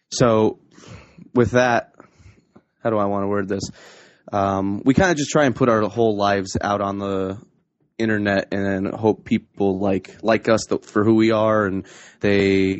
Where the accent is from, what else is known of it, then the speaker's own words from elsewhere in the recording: Scranton-Wilkes-Barre area, northeastern Pennsylvania, United States; I am from northeastern Pennsylvania, around the Scranton-Wilkes-Barre area